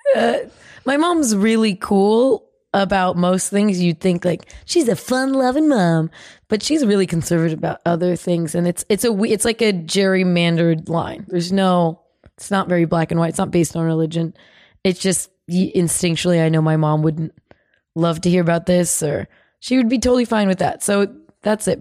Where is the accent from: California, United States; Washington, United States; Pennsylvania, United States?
California, United States; from California.